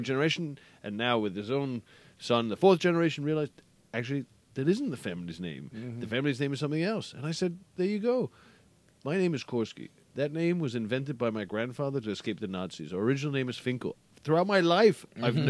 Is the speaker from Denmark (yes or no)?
yes; Denmark; now in London, United Kingdom; originally from Denmark. Well, I say that, and it is true in the sense that I was born here